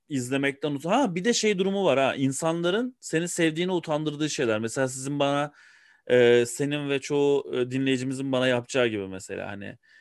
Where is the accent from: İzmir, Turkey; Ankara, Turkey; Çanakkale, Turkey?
Ankara, Turkey; Ben bir Ankaralıyım. Ee, Ankara'da doğdum, Ankara'da büyüdüm.